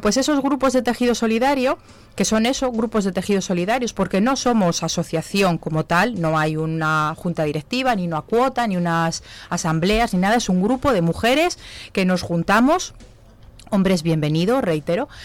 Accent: Zamora, Castile and León, Spain; yo soy de Zamora

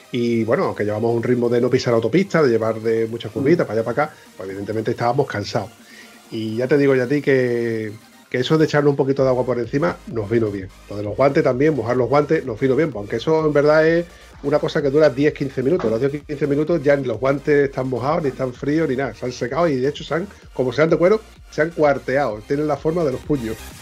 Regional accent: southern Spain, Spain; un sureño

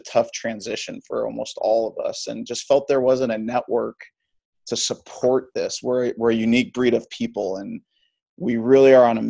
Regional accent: Hawaii, United States; moved away; also born or lived in Missouri; Born and raised in Hawaii

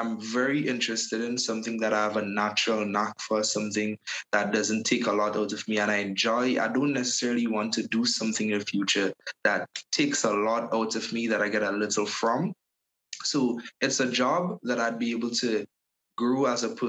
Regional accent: Paradise, Saint Andrew, Grenada; I'm from Paradise, St. Andrews.

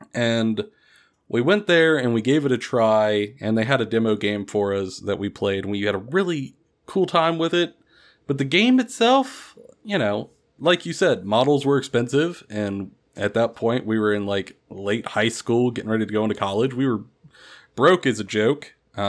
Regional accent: Kentucky, United States; So I grew up here in Kentucky in a fairly small town

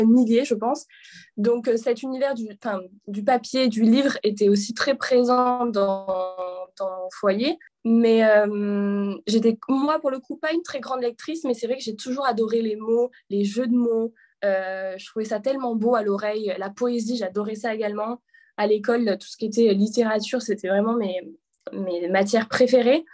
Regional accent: a small village near Avignon, Provence-Alpes-Côte d'Azur, France; moved away as an adult; also born or lived in Paris; je suis originaire du sud de la France, d'un petit village dans le sud à quelques kilomètres d'Avignon

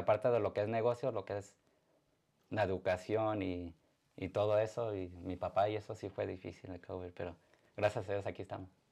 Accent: Arizona, United States; also born or lived in Atolinga, Zacatecas (ancestry); now in Indiana, United States; yo nací en Arizona, aquí en Estados Unidos

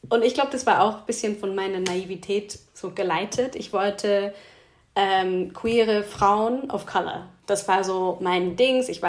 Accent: Switzerland; kommt auch vor in meine Playlist, die aus der Schweiz kommt, auch aus einem kleinen Ort, wo ich herkomme.

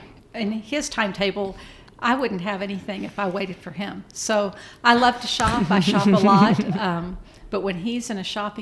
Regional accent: Louisiana, United States; moved away; also born or lived in Texas / Colorado; Louisiana and Texas, but I grew up in Louisiana.

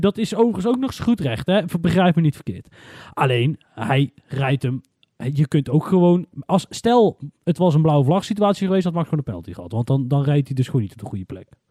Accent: Netherlands; We zijn Nederlanders, we krijgen alleen maar de Nederlandse media mee

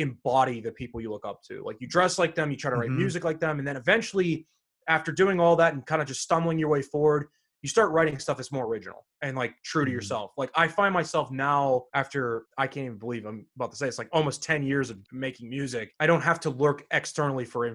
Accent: Pittsburgh, Pennsylvania, United States; Growing up here

